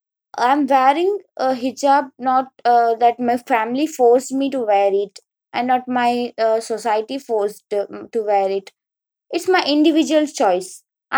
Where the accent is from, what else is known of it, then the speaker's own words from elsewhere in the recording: India; I am an Indian.